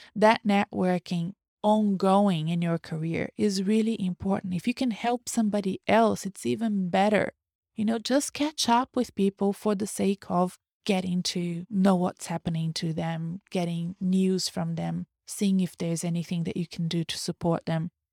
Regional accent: Brazil; first language Portuguese; English is a second language; moved away

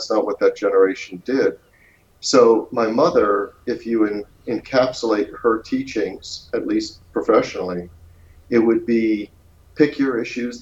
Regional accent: Baltimore, Maryland, United States; I was born in Baltimore, Maryland

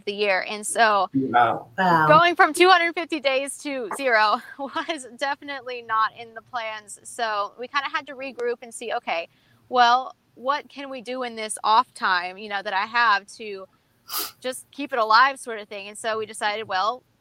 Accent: San Antonio, Texas, United States; I'm from San Antonio

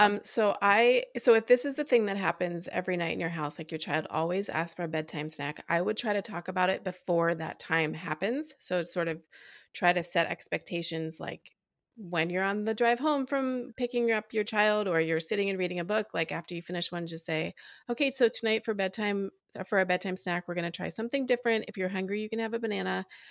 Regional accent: East Coast, United States; moved away as an adult; now in Des Moines, Iowa, United States; I grew up on the East Coast and moved here about ten years ago

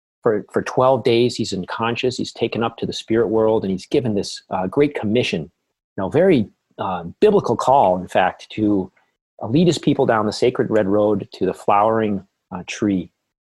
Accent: Vermont, United States; moved away as an adult; also born or lived in Maryland; I'm from Vermont, which I'm sure your listeners know is known as a quote unquote progressive place. And Native culture was sort of always in the air.

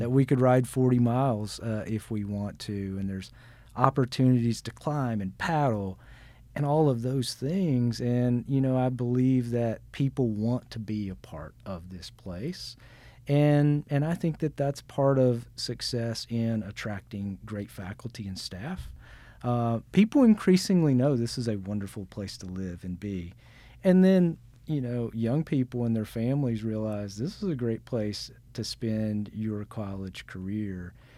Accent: Newport, Arkansas, United States; I'm from Arkansas. I grew up in Arkansas.

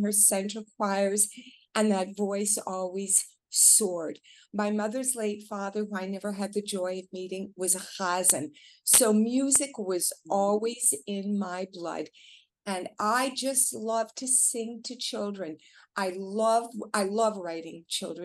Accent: Canada; moved away; I'm originally from Canada

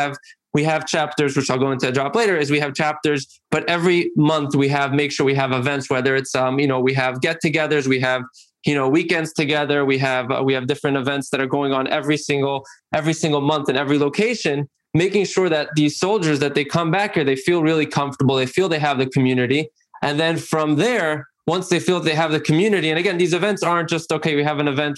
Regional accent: Monsey, New York, United States; I'm from Muncie, New York

